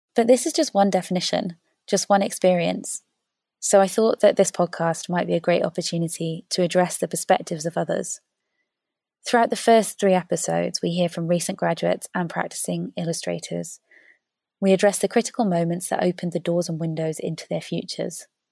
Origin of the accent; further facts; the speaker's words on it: Wales, United Kingdom; When I was little, growing up in Wales